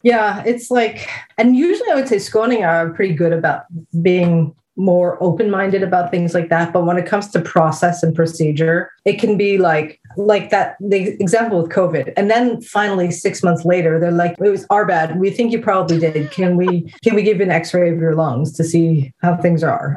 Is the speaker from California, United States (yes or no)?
no; New Jersey, United States; moved away as an adult; also born or lived in Småland, Sweden / Skåne, Sweden; now in Sweden; when I grew up in New Jersey, we were always at Asbury Park